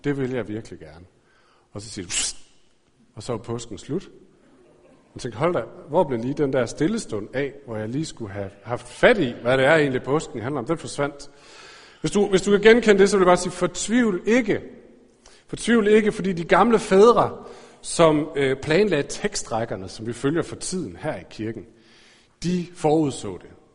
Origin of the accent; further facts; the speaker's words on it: Aarhus, Central Denmark Region, Denmark; jeg er vokset op i Aarhus.